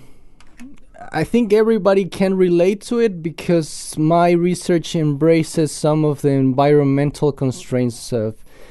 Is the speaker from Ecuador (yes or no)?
yes; Quito, Pichincha, Ecuador; English is a second language; moved away as an adult; now in New Zealand; I'm from Quito.